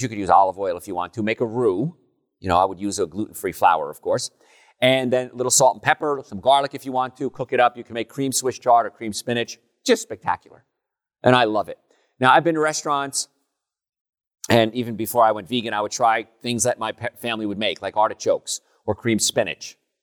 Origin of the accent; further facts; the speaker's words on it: Hoboken, New Jersey, United States; moved away; I grew up in Hoboken, New Jersey